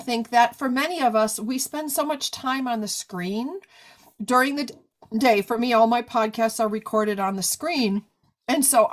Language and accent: English; New York, United States; I'm a New Yorker.